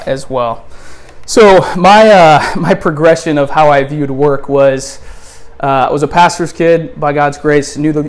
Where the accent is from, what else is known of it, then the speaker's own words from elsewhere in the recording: Wisconsin, United States; moved away as an adult; now in Delray Beach, United States; We're originally from Wisconsin, and we moved out, a little over 4 years ago